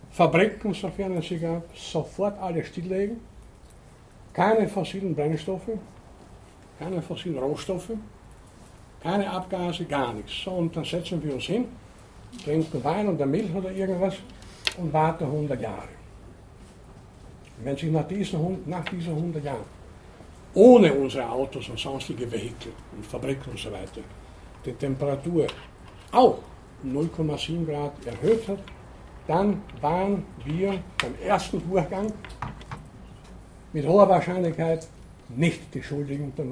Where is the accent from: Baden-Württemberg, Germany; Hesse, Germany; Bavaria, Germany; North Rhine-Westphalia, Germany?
Bavaria, Germany; Munich; Wo komme ich her? Ich komme aus München, wie ist das Wetter?